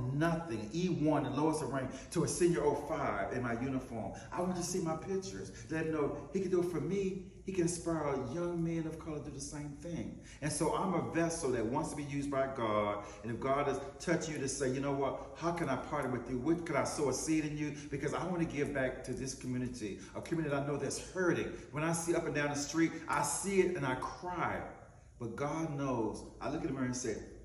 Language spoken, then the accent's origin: English; Wilson, North Carolina, United States; from the dirt roads of Wilson, North Carolina.